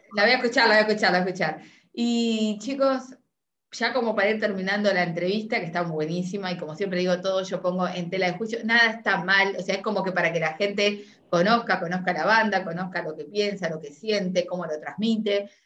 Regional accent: Uruguay; now in Argentina; soy uruguayo, estoy en Argentina

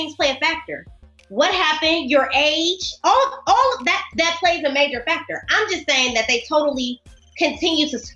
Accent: Canada; I'm a Canadian citizen

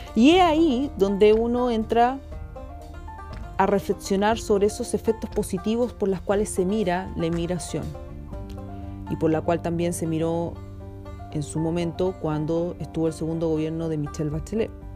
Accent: Chile

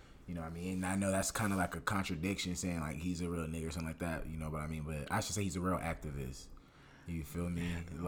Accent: the West, West Coast, United States; I'm from the West

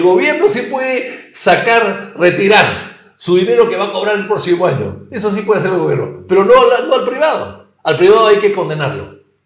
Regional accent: Peru; also born or lived in Spain; mi país y a mi pueblo

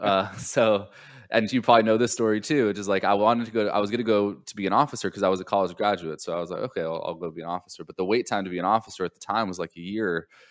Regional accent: Southern California, United States; now in Charleston, United States; I grew up in Southern California

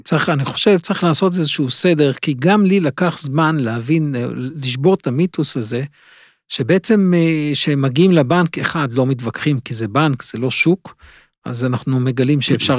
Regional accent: Israel; אנחנו כמו ישראלים

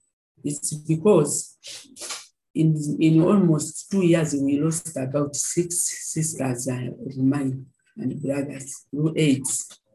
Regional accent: Mombasa, Mombasa County, Kenya; now in Uganda; And I came from Mombasa.

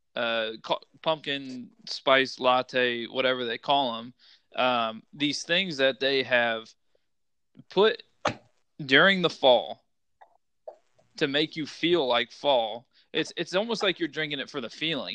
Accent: Midwest, United States; I'm from the Midwest

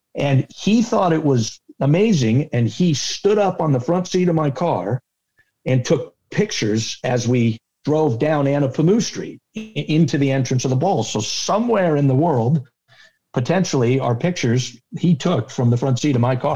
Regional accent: Rhode Island, United States; I grew up in Rhode Island

